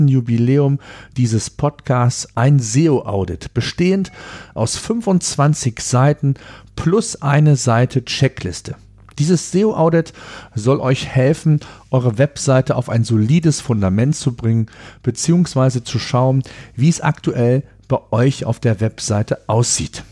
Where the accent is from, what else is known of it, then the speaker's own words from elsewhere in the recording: Germany; hier bei uns in Deutschland